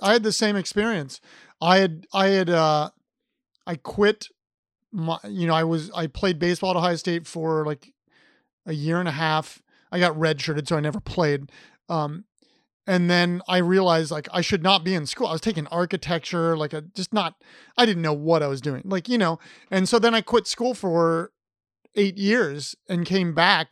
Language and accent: English; Columbus, Ohio, United States; I'm from Columbus